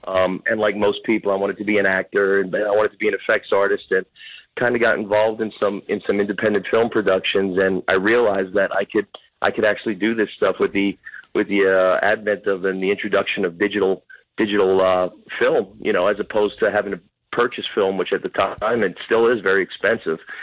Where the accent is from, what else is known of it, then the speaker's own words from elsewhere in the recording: Jersey City, New Jersey, United States; also born or lived in Bloomfield, New Jersey; I was born and raised in Jersey City